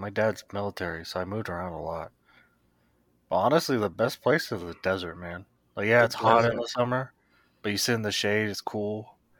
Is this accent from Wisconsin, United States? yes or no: no; El Paso, Texas, United States; moved away as an adult; now in Colorado, United States; I lived in the... I think it's Chihuahuan Desert. I'm from El Paso, Texas. Mm-hmm. So right off the border.